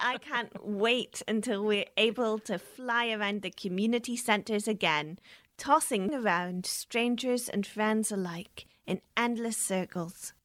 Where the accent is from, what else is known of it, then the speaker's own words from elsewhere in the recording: Nairn, Scotland, United Kingdom; I grew up in the lovely wee seaside town of Nairn in the Highlands.